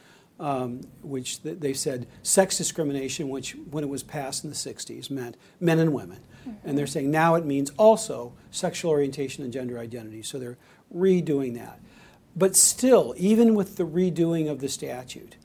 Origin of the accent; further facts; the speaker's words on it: Kennewick, Washington, United States; moved away; from my hometown, the trial was in Kennewick, Washington. I graduated from Kennewick High School